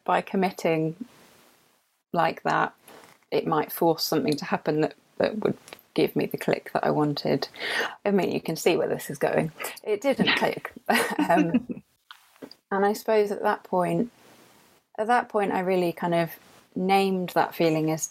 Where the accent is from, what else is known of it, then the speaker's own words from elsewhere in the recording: London, United Kingdom; now in Yorkshire, United Kingdom; this is not a Yorkshire accent. I am from London